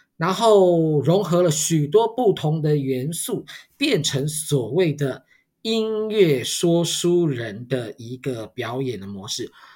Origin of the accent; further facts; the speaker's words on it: Taiwan; 我们台湾人